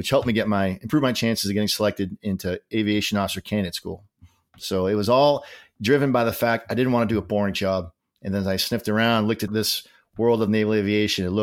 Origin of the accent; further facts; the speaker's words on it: Massachusetts, United States; He was from Swampscott, Massachusetts, so uh, he had a special relationship with me because I was from Mass. I got more abuse because I had the correct accent.